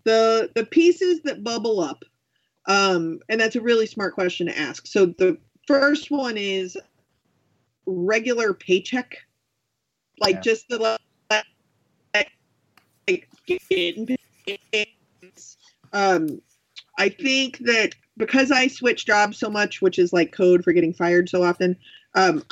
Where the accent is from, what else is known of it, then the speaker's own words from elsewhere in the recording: Texas, United States; moved away as an adult; also born or lived in Arizona; I am from Texas